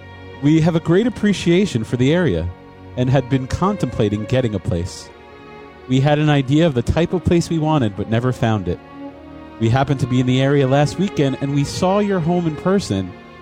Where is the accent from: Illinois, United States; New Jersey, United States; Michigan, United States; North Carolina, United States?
New Jersey, United States; now in Los Angeles, United States; I are originally from the East Coast. Kristen grew up in a small mountain town in upstate New York, and I grew up in New Jersey.